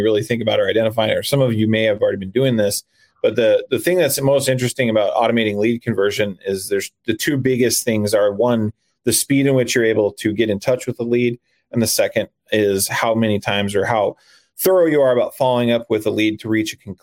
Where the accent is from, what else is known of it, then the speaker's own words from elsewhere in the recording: Arizona, United States; moved away as an adult; I'm originally from Arizona, but I am a full-time RVer.